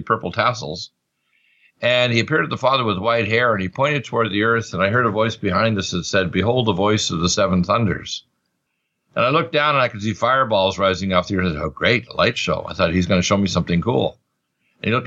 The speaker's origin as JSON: {"language": "English", "town": "Truro", "region": "Nova Scotia", "country": "Canada", "tie": "born or raised there", "also_born_or_lived": "Detroit, Michigan"}